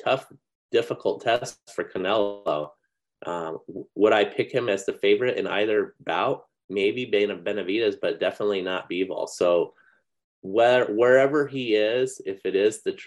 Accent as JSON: {"language": "English", "town": "Phoenix", "region": "Arizona", "country": "United States", "tie": "born or raised there", "also_born_or_lived": "Orange County, California", "moved": "yes", "said": "grew up in Phoenix, basically in grade school, reading Norm Frontheim. Mm-hmm. And then I moved to Orange County"}